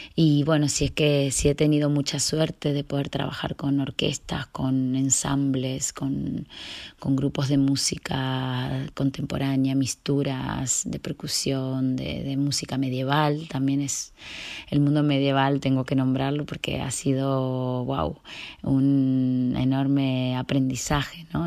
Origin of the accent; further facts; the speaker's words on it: Viedma, Río Negro, Argentina; moved away; yo nací en Viedma, Río Negro, Patagonia, Argentina